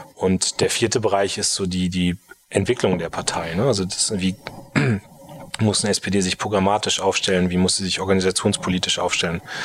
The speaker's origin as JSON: {"language": "German", "town": "Munster", "region": "Lower Saxony", "country": "Germany", "tie": "born or raised there", "also_born_or_lived": "Berlin", "said": "Meine Heimatstadt selbst ist Munster, mhm. ähm, kennt man als größten Heeresstandort"}